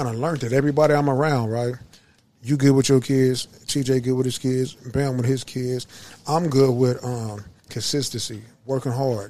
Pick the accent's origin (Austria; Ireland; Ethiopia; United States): United States; Kansas City, Missouri; From Missouri. I'm just from Kansas City.